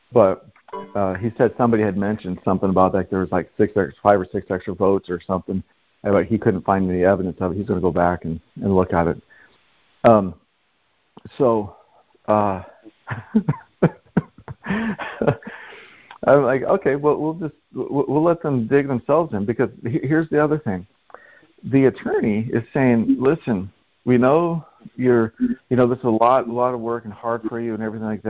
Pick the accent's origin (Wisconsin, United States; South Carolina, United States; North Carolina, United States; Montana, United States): Montana, United States; now in California, United States; I'm originally from Montana, but I'm currently... well, on the land of California right now.